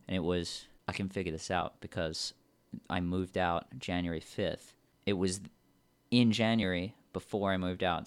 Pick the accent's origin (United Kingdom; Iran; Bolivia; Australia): Australia; now in Vancouver, Canada; we're from Australia